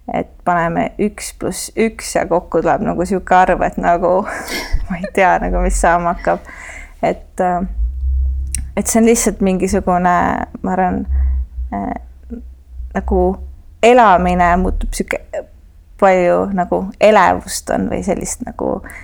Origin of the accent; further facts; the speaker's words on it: Tallinn, Harju County, Estonia; ma kasvasin äh, Kakumäel, mis oli nagu maakoht sellel ajal